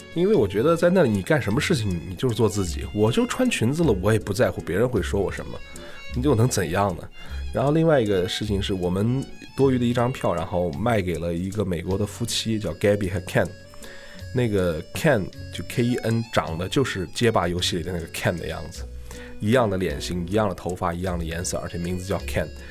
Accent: China; 我们中国人

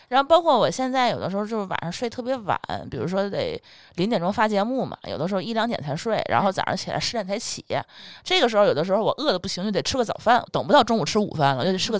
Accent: Tianjin, China; 我们天津人从小不一定是喝海河水长大的

